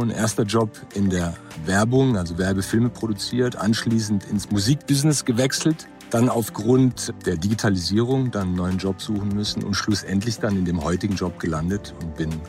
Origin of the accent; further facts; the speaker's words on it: Germany; born there; Ich bin in Deutschland geboren, 72. Meine Eltern kommen vom Westbalkan, Ex-Jugoslawien.